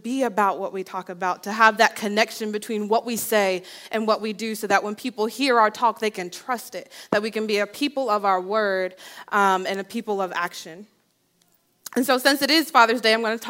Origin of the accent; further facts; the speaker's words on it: New Jersey, United States; I grew up in New Jersey